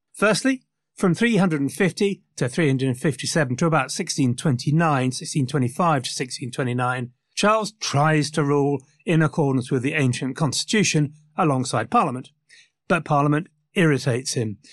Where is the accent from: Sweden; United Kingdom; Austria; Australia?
United Kingdom; England; I'm English